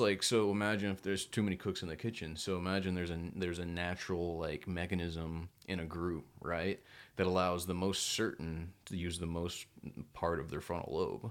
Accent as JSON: {"language": "English", "town": "Belton", "region": "Texas", "country": "United States", "tie": "born or raised there", "also_born_or_lived": "Temple, Texas", "moved": "yes", "said": "we grew up in Belton, Texas, fifteen thousand people."}